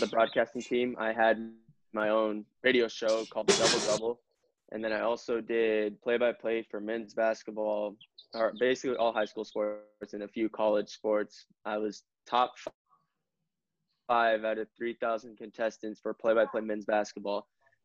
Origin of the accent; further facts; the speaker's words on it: Kearny, Arizona, United States; I grew up in a small town. I grew up in Kearney, Arizona, which only had 3,000.